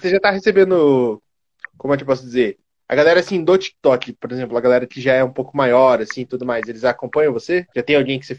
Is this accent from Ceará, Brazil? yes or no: yes; Fortaleza, Ceará, Brazil; Sou de Ceará. Fortaleza, Ceará.